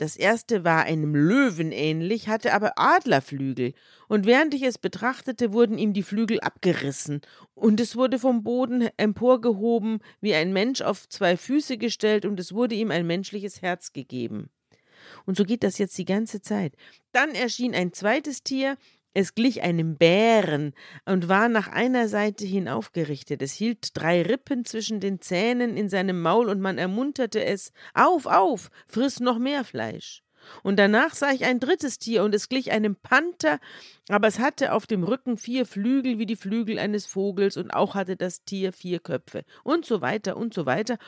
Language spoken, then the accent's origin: German; Bavaria, Germany; wir sind ja beide aus Bayern